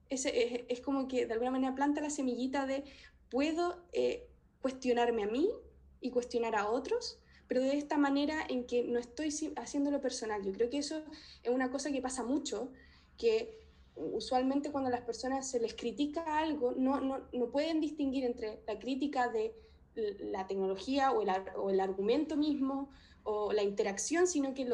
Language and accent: Spanish; Chile; pero en general, como chilena, eh, lo que más me chocó en un principio es que no podía ver cordillera, no podía ver montañas.